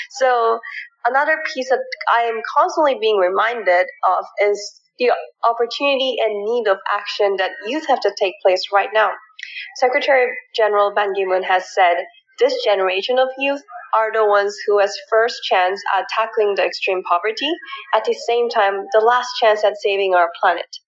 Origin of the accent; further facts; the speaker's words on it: Canada; moved away as an adult; also born or lived in South Korea / Philippines; now in United States; So I was born in South Korea and then I moved to the Philippines when I was about five years old. And then I moved to rural areas in Canada when I was 10.